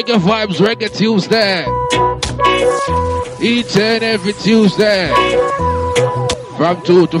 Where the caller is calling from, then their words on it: London, United Kingdom; Big up to all my listeners, I'm cracking from London right about it.